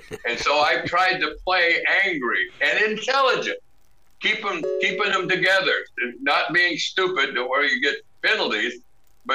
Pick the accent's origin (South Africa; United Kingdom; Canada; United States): United States; Sandpoint, Idaho; also born or lived in Jordan, Montana; My hometown is 3,000 now. I get in the ring, and the loudspeaker goes, "And now, from Sandpoint, Idaho